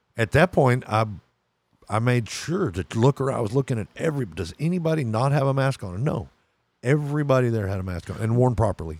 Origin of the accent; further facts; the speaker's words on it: Texas, United States; My home state's Texas